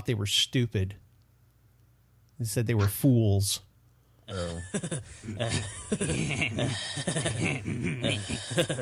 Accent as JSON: {"language": "English", "town": "Detroit", "region": "Michigan", "country": "United States", "tie": "born or raised there", "accent": "Midwest", "said": "I live in Detroit. I grew up in Detroit"}